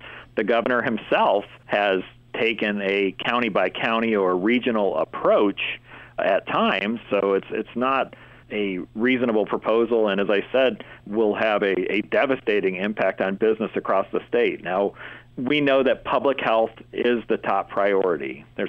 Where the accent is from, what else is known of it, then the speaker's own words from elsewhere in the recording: Turtle Point, Pennsylvania, United States; my hometown of Turtle Point